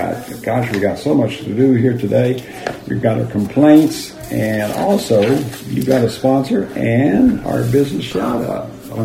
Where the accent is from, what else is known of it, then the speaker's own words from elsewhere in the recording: United States; As an American